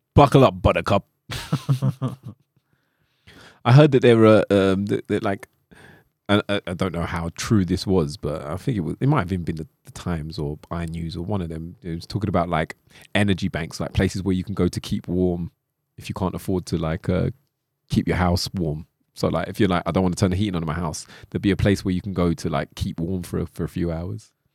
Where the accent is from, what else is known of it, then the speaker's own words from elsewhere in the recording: London, United Kingdom; accent: London; With my London accent?